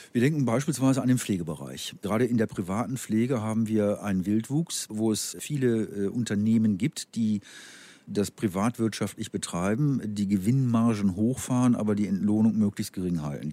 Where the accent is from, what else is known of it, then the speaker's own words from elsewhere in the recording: North Rhine-Westphalia, Germany; ich komme aus Nordrhein-Westfalen